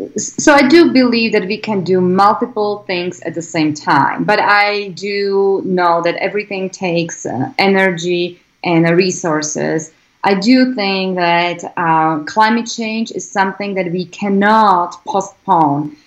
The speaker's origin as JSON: {"language": "English", "country": "Slovakia", "tie": "born or raised there", "second_language": "English", "moved": "as an adult", "lives_now": "United States", "said": "I grew up in a, um, in Slovakia, former Eastern Bloc country."}